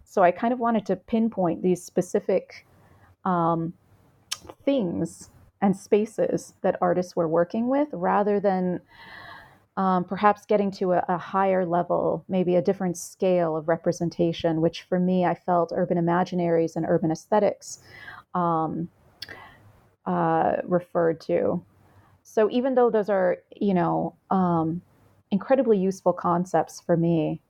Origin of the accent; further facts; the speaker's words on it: United States; I'm Vietnamese American. My mother was a refugee